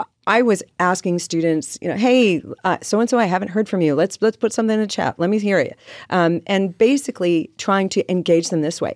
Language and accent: English; Riverside, California, United States; now in Carlsbad, United States; I grew up in Riverside